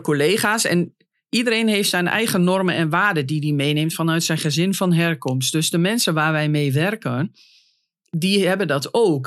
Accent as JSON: {"language": "Dutch", "town": "Hengelo", "region": "Overijssel", "country": "Netherlands", "also_born_or_lived": "Nijmegen", "moved": "as an adult", "lives_now": "Den Bosch, Netherlands", "said": "ik ben natuurlijk van Hengelo naar Nijmegen gegaan. Heb daar vijf jaar gewoond en toen naar Brabant"}